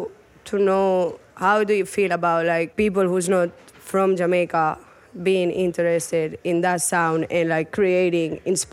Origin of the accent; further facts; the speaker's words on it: Barcelona, Catalonia, Spain; I didn't grow up in Kingston or in Jamaica. I grew up in Barcelona and I'm from Spain, where we have like a lot of reggaeton culture and a lot of Latin music culture.